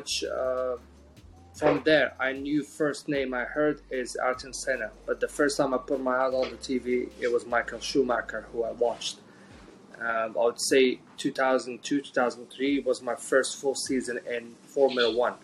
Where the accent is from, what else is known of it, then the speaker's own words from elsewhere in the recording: Jeddah, Makkah Province, Saudi Arabia; also born or lived in Morocco; I grew up half of my life in Jeddah and half of my life in Morocco because of the ethnicity of my mom. My mom is half Moroccan and my dad is Saudi, so I've been here and there between all my life, but mostly in Jeddah